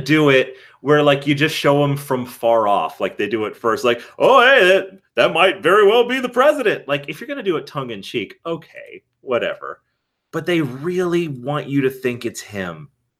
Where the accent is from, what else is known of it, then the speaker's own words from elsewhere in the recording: Hawaii, United States; As a Hawaiian person